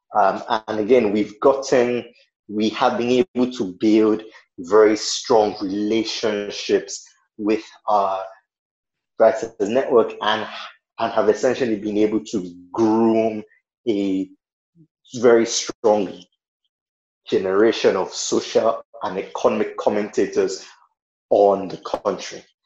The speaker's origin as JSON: {"language": "English", "country": "Nigeria", "said": "I am a Nigerian"}